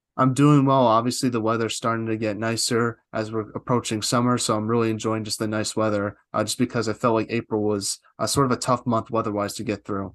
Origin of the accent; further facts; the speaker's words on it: East Coast, United States; I'm from the East Coast